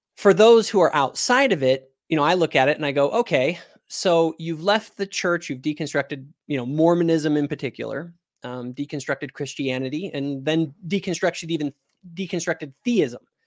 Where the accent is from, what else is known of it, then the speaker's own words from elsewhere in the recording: Reno, Nevada, United States; I grew up in Reno, Nevada.